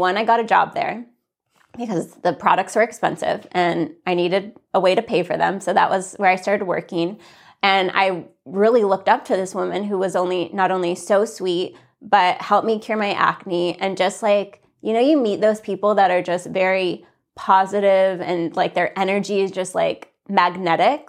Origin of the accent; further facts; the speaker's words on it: Santa Fe, New Mexico, United States; also born or lived in California; I grew up most of my life in, in Santa Fe